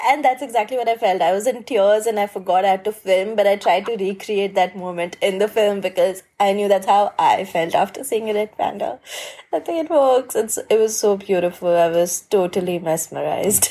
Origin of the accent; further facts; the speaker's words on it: India; I'm from India and I'm a conservation filmmaker